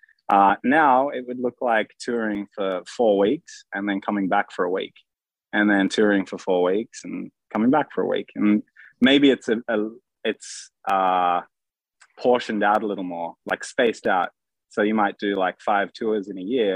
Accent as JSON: {"language": "English", "town": "Sydney", "region": "New South Wales", "country": "Australia", "tie": "born or raised there", "said": "in Australia, we grew up in Sydney."}